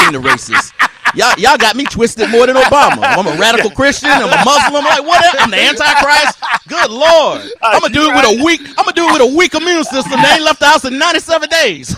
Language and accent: English; United States; I'm as American as they come